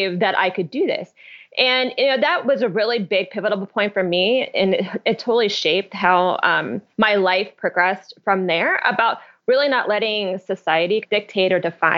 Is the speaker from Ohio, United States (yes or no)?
yes; Columbus, Ohio, United States; I grew up in Columbus, Ohio, so very, you know, Midwestern city